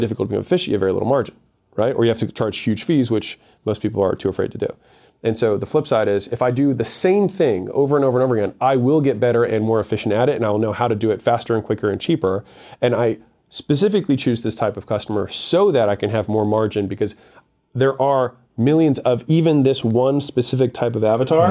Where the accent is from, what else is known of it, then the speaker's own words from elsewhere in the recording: United States; I was born in America